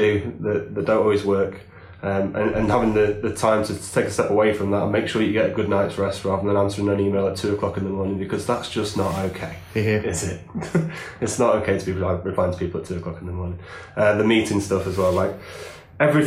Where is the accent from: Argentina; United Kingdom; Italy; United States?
United Kingdom; England